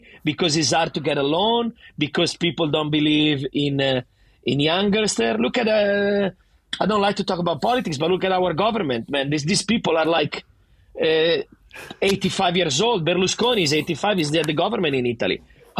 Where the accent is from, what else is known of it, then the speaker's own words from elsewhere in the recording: Sydney, New South Wales, Australia; accent: Italian; I go there, where are you from? Sydney. Yeah, you don't sound Australian. No shit, I don't sound Australian. I have the fucking thickest Italian accent ever, but I want to represent.